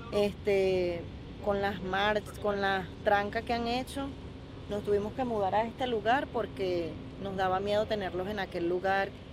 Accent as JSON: {"language": "Spanish", "country": "Venezuela", "moved": "yes", "lives_now": "Chile", "said": "Somos venezolanos"}